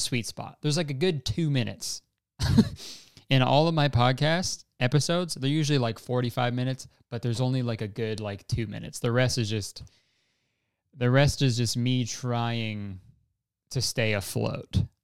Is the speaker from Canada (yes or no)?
yes; Canada; we're Canadian